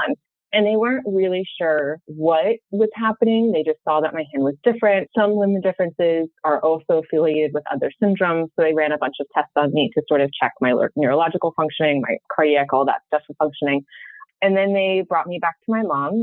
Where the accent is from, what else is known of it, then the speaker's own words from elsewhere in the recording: Sacramento, California, United States; growing up in Sacramento, Northern California, it's hot